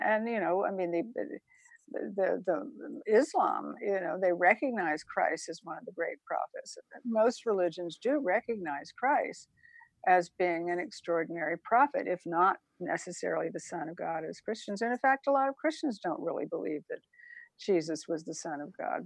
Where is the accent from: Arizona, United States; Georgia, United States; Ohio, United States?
Georgia, United States; Savannah; also born or lived in Statesboro, Georgia; I was born in Savannah, Georgia, and my father was off in World War II